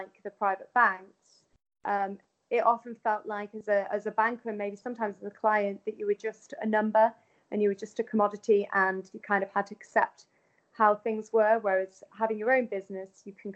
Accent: Manchester, North West England, United Kingdom; moved away as an adult; also born or lived in London; I then decided to move back to my hometown of Manchester

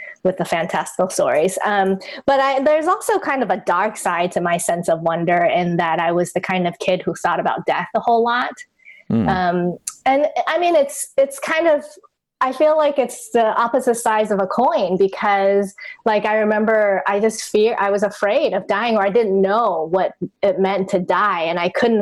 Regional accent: Taiwan; English is a second language; I grew up in Taiwan and I didn't actually learn English until I was 10 years old.

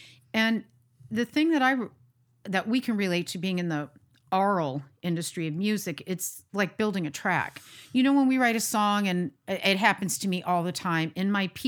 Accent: United States; Embrace the jazz, the countryside. And then me being American.

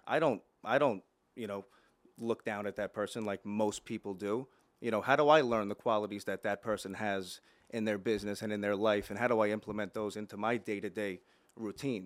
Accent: Plainview, New York, United States; also born or lived in Dix Hills; I grew up in Plainview

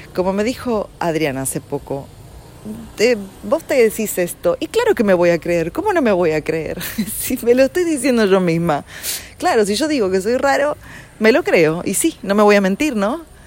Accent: Argentina; un país como Argentina, y hablo de ahí porque yo nací ahí

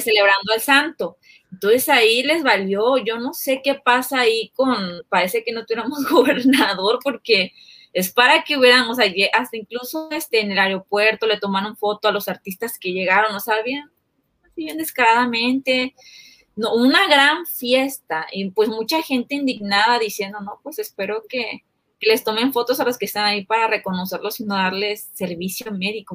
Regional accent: Chiapas, Mexico; yo soy de Chiapas, del Chiapas donde mandaron a tirar los drones

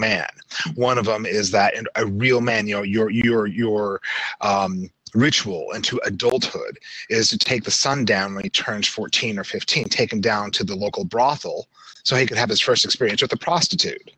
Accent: Salt Lake City, Utah, United States; I grew up in Salt Lake City

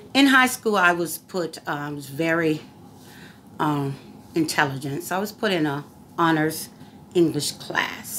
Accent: Virginia Beach, Virginia, United States; I was raised in Courthouse County in Virginia Beach, Virginia

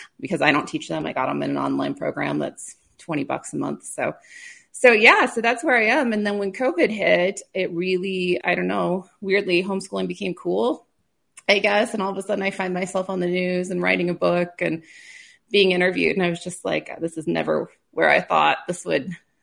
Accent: Clark, South Dakota, United States; I grew up in South Dakota on a farm by Clark, so not too far from where you are

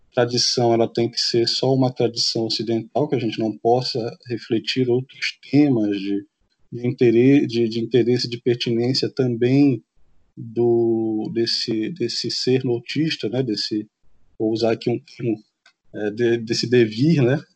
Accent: Amapá, Brazil; enquanto amazônidas, enquanto nortistas

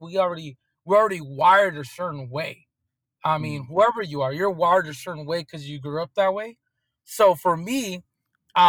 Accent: Oceanside, California, United States; born and raised in Southern California in Oceanside

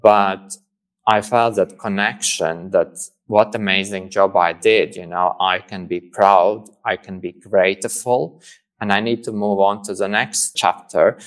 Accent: Latvia; moved away; I came from Latvia, and I grew up in the kind of community where like also psychology and psychiatry was kind of taboo

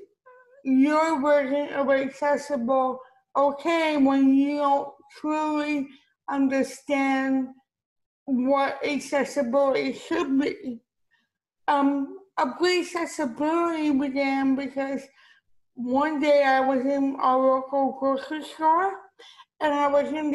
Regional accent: Miami, Florida, United States; also born or lived in Beirut, Lebanon; I was born in Beirut, Lebanon. I was adopted at 10 months old. I grew up in Miami

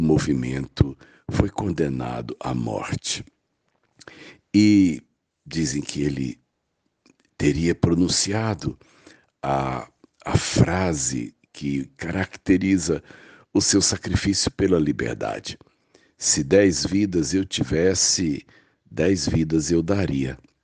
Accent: Minas Gerais, Brazil; a província das Minas Gerais, onde eu nasci

